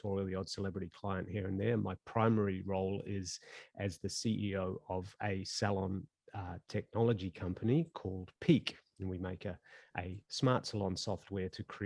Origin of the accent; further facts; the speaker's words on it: New Zealand; moved away as an adult; also born or lived in Auckland, New Zealand / Kaitaia, New Zealand; now in Sydney, Australia; I live in Sydney, Australia. I'm actually a Kiwi by birth